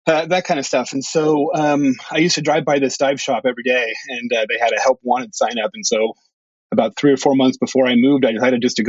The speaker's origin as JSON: {"language": "English", "town": "San Francisco", "region": "California", "country": "United States", "tie": "born or raised there", "also_born_or_lived": "Bahamas / Oregon / Hawaii", "moved": "as an adult", "lives_now": "Friday Harbor, United States", "said": "I grew up in San Francisco"}